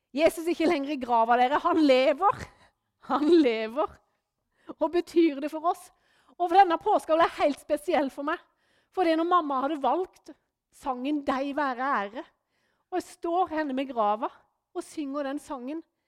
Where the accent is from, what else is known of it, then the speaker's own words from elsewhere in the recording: Norway; moved away; hjemme på Løvjemås, der jeg kommer ifra